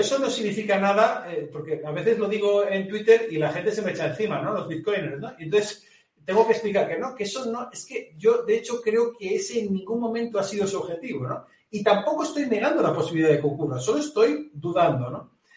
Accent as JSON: {"language": "Spanish", "region": "Galicia", "country": "Spain", "accent": "gallego", "said": "yo lo digo con acento gallego, yo soy, acento, yo soy gallego"}